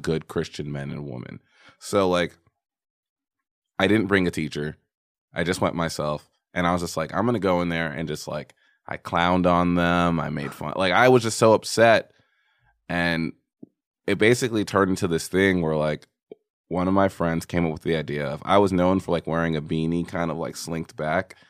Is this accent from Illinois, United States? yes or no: no; New York, United States; moved away; also born or lived in Texas; I'm from New York, but I went to high school in Texas